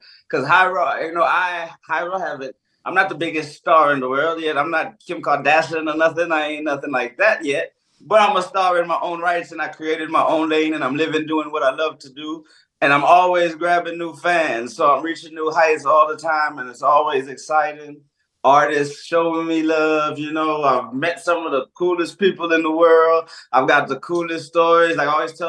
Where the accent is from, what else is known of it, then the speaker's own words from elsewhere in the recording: Texas, United States; moved away as an adult; now in Nantes, France; I'm from Texas